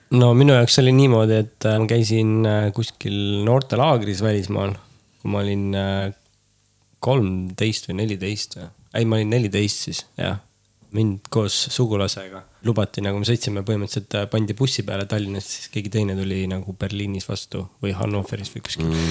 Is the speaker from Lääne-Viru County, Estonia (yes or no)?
yes; Tapa, Lääne-Viru County, Estonia; kasvasime üles Tapal